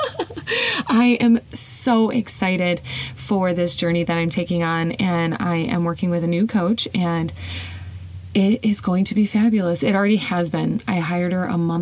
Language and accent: English; Whiting, Indiana, United States; I was really comfortable in my hometown, Whiting, Indiana.